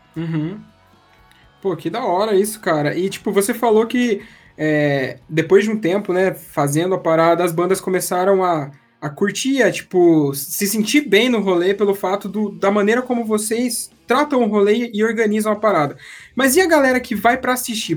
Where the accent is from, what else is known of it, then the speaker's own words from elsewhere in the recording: Espírito Santo do Pinhal, São Paulo, Brazil; now in Paraná, Brazil; Do lado tem uma cidade que chama Espírito Santo do Pinhal, sou dali